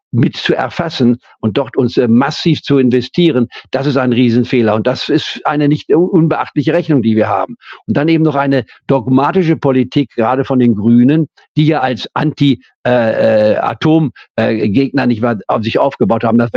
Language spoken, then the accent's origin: German; Leipzig, Saxony, Germany; born there; Ich bin ja in Leipzig geboren. Ich war und habe nie die DDR anerkannt.